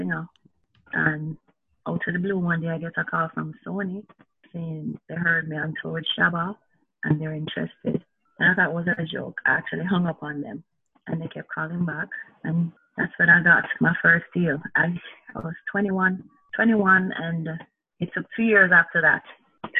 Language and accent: English; Spanish Town, Saint Catherine, Jamaica; growing up in Spanish Town